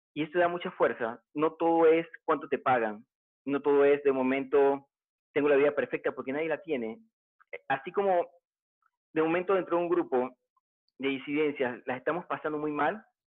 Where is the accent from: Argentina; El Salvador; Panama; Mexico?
Panama; en mi país también, aquí en Panamá